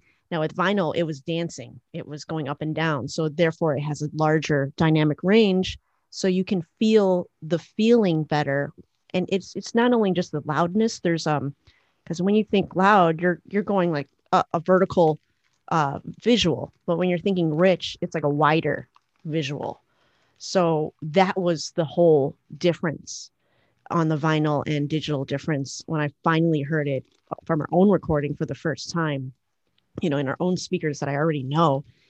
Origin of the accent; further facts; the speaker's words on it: Chicago, Illinois, United States; well, I'm from Chicago and I want to go to the beach right now.